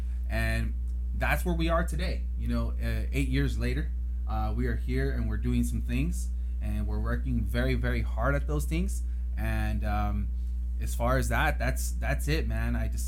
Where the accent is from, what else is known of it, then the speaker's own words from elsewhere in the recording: Arvin, California, United States; also born or lived in Camarillo, California; now in Bakersfield, United States; my home is here right now. From Camarillo, grew up in a little town called Arvin here in Kern County. And it's just a small town, man. And I have some big roots there